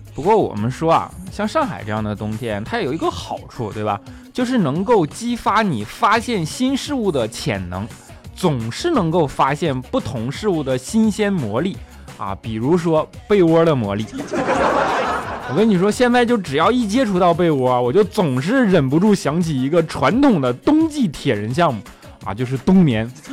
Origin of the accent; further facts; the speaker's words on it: Northeast China, China; now in Shanghai, China; 我是一个北方人嘛，虽然来到这里已经这么久了